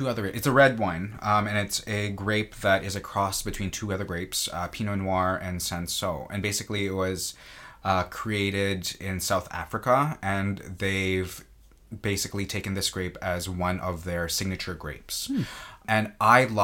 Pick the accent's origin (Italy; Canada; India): Canada; now in United States; I am Canadian